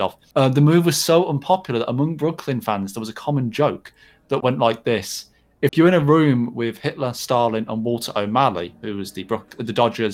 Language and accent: English; England, United Kingdom; speaking as an English sports fan